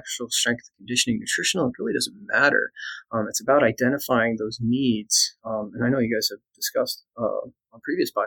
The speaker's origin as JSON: {"language": "English", "region": "Iowa", "country": "United States", "also_born_or_lived": "East Tennessee", "said": "I'm actually from Iowa."}